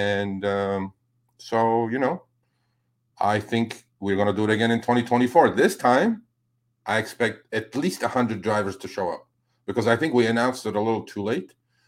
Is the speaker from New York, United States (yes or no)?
yes; New York, United States; I'm a New Yorker.